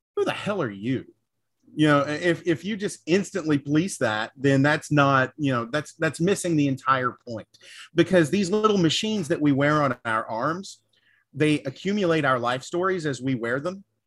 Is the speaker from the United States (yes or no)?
yes; the South, United States; I'm from the South